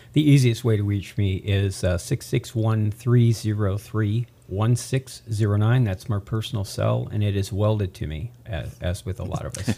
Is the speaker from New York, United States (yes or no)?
no; Tehachapi, California, United States; also born or lived in Central Valley, California; I'm a native. I'm originally from Tehachapi